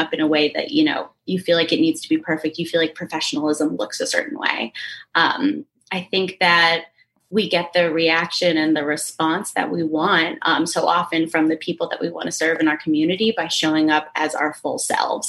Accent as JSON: {"language": "English", "region": "Connecticut", "country": "United States", "tie": "born or raised there", "moved": "yes", "lives_now": "New York City, United States", "said": "I grew up in Connecticut, about an hour outside of the city"}